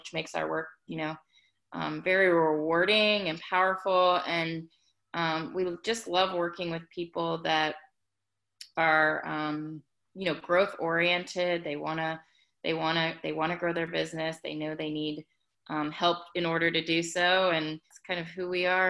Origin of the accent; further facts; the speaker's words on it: Ohio, United States; now in Atlanta, United States; I am based in Atlanta, Georgia, but I'm originally from Ohio